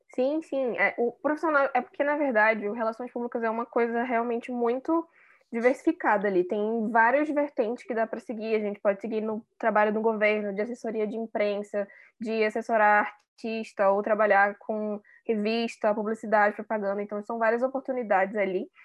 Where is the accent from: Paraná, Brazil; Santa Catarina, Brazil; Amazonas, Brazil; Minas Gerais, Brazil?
Amazonas, Brazil; Manaus; moved away as an adult; now in São Paulo, Brazil; eu sou manauara, mas moro em São Paulo tem, é, acho que vai fazer três anos agora